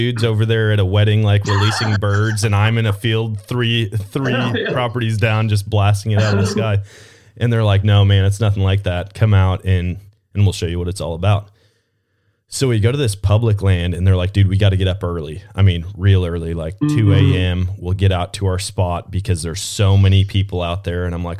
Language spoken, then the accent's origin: English; Wisconsin, United States; now in Missouri, United States; Man, I fell in love with dove hunting when I moved down to Missouri. Growing up in Wisconsin, we never did it.